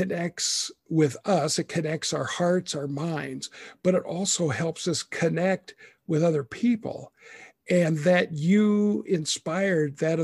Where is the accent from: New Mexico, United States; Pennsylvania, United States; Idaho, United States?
Idaho, United States; also born or lived in Texas / Waukesha, Wisconsin; now in Wisconsin, United States; even though I'm not originally from Texas, I'm from Idaho